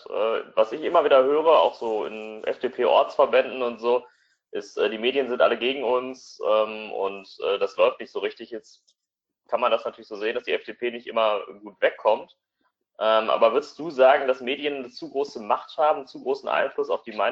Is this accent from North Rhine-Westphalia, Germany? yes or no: yes; Essen, North Rhine-Westphalia, Germany; Also äh, in NRW, ich komme aus Essen